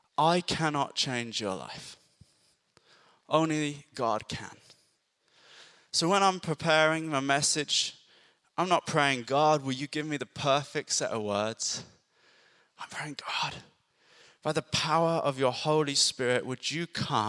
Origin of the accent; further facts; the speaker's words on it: Ireland; now in Bury St Edmunds, United Kingdom; I grew up in Ireland. It was quite rural.